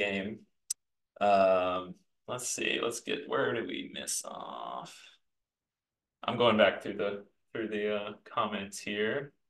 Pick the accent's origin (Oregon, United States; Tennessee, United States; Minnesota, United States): Tennessee, United States; Nashville; here in my hometown of Nashville